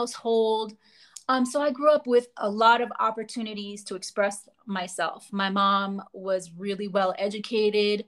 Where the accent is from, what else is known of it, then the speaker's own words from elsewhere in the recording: New York City, New York, United States; also born or lived in Lower East Side, New York City; I did grow up in the Bronx. And I was born on the Lower East Side